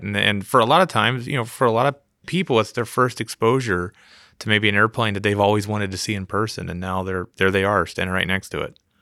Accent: East Coast, United States; I grew up on the East Coast

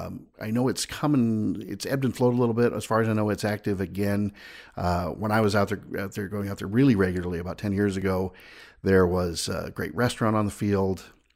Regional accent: California, United States; born there; also born or lived in Washington; now in Wisconsin, United States; You know, I was born in California. I lived most of my life out in Washington before coming here to Wisconsin

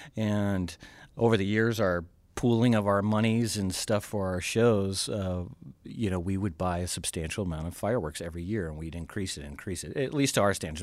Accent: Georgia, United States; now in Green Bay, United States; I'm from originally from Georgia, and my dad was a police officer, and so uh, fireworks at the time were illegal ah. in Georgia

